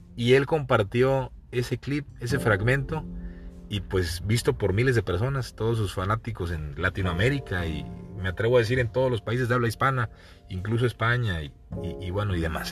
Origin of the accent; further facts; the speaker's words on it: Veracruz, Mexico; moved away; also born or lived in Chiapas; Cuando tú vives lejos de Veracruz, lejos de tu ciudad, lejos del lugar donde naciste